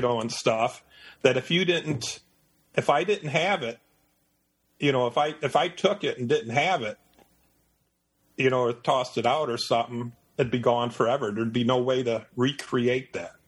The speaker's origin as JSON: {"language": "English", "town": "Detroit", "region": "Michigan", "country": "United States", "tie": "born or raised there", "moved": "as an adult", "lives_now": "Eastern North Carolina, United States", "said": "I was born in Detroit, Michigan. I lived in Michigan for 51 years"}